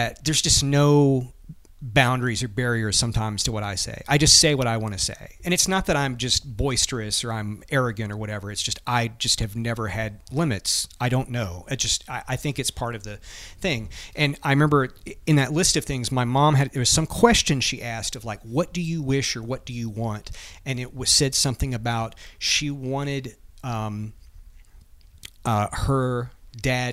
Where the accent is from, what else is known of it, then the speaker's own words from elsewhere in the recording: Lewisburg, Tennessee, United States; my hometown, which is where Buford Ellington was from, the county, that's where he was from. We got three exits on the interstate, even though we were tiny